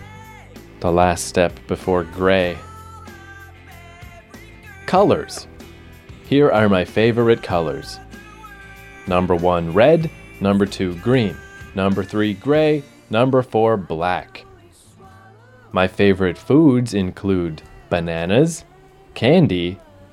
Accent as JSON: {"language": "English", "town": "Fredericton", "region": "New Brunswick", "country": "Canada", "tie": "born or raised there", "said": "I was born on September 18th, 1979, in Fredericton, New Brunswick."}